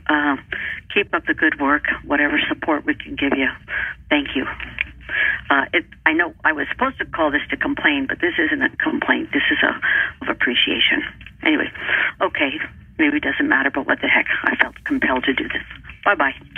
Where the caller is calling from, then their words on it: California, United States; I'm calling from California.